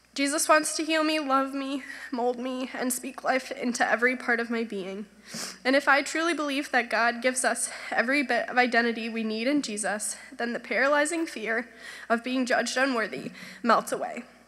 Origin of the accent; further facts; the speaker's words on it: Grand Rapids, Michigan, United States; I grew up here in Grand Rapids in a Christian home